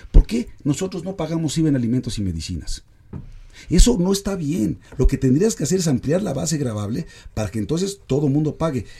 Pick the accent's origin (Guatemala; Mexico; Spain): Mexico; nos va a costar como mexicanos